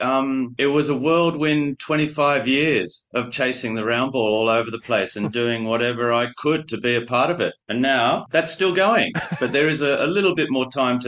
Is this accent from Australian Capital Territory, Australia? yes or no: yes; Canberra, Australian Capital Territory, Australia; moved away as an adult; also born or lived in Paris, France; Growing up in Canberra